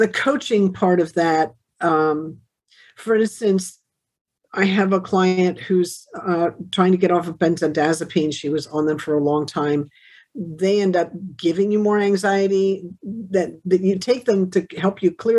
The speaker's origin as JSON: {"language": "English", "town": "Wilmington", "region": "Delaware", "country": "United States", "tie": "born or raised there", "said": "Wilmington. I was born in Wilmington."}